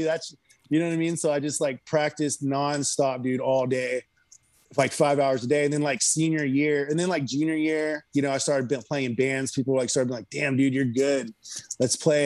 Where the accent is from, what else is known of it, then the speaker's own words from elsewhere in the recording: Houston, Texas, United States; also born or lived in California; now in Austin, United States; I grew up in Houston and then I moved to California. And then when I, I moved from California to here in like late 2017.